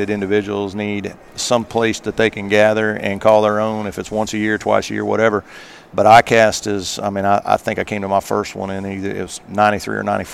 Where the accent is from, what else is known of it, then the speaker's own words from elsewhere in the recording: Midwest, United States; moved away as an adult; now in South Carolina, United States; I grew up in the Midwest